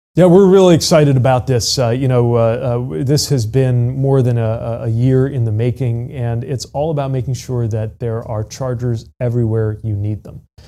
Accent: South Bend, Indiana, United States; my hometown of South Bend

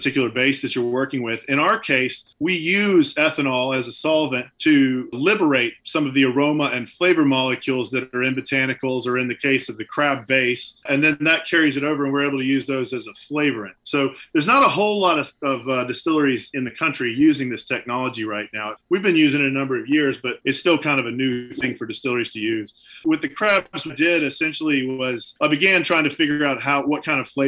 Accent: Deep South, United States; now in New Hampshire, United States; I grew up in the Deep South

